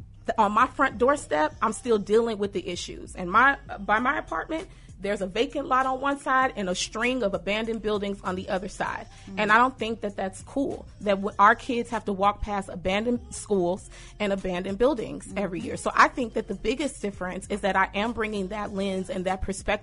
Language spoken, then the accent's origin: English; Chicago, Illinois, United States; I was born in Austin, raised in Austin.